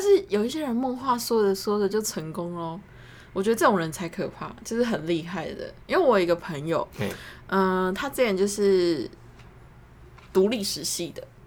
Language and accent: Chinese; Taiwan; first language Chinese